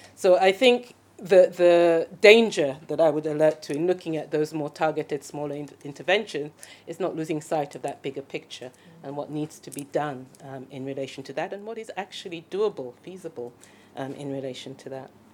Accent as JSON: {"language": "English", "country": "Sierra Leone", "said": "I'm from Sierra Leone, so I know the situation in my country very, very well"}